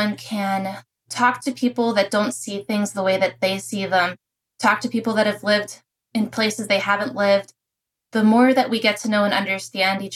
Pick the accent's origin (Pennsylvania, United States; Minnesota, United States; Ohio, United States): Pennsylvania, United States; Pittsburgh; moved away as an adult; also born or lived in Prescott, Arizona; growing up, I'm from Pittsburgh, Pennsylvania